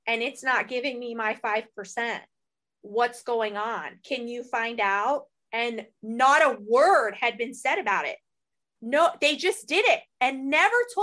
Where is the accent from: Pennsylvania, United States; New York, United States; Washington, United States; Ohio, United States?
Ohio, United States; we're from Ohio. We're small town girls